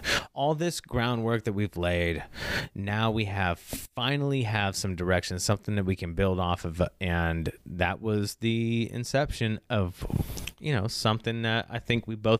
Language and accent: English; Ireland; a non-binary, non-binary black female, and Ed is a dominant Swiss male, even though he's Dutch and I'm Irish.